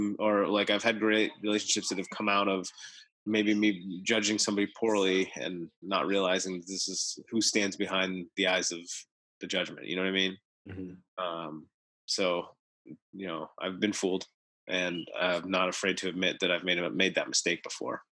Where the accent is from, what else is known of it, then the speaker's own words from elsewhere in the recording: United States; I was born in the United States